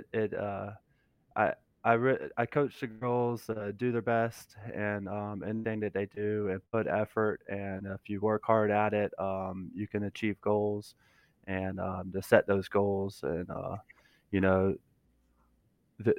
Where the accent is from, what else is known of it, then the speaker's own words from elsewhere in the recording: Florida, United States; now in South Carolina, United States; I'm originally from Florida.